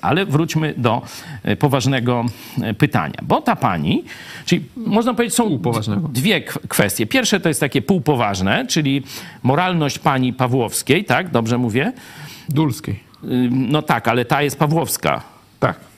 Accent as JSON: {"language": "Polish", "town": "Lublin", "region": "Lublin Voivodeship", "country": "Poland", "said": "ja z Lublina"}